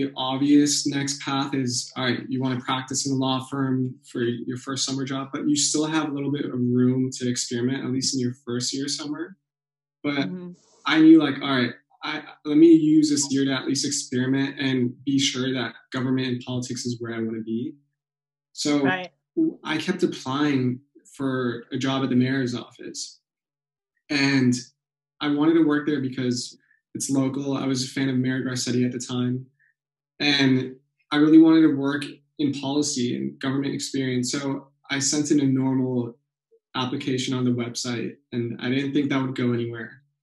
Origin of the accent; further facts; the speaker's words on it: Los Angeles, California, United States; I was born and raised here in Los Angeles, California